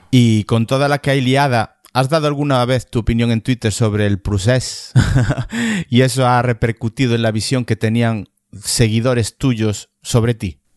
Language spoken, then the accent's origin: Spanish; Galicia, Spain; yo me siento principalmente gallego. Principalmente gallego.